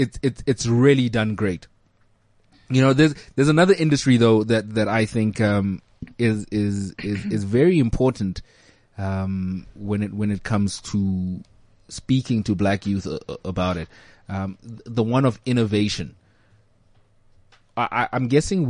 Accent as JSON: {"language": "English", "country": "South Africa", "said": "being a South African boy"}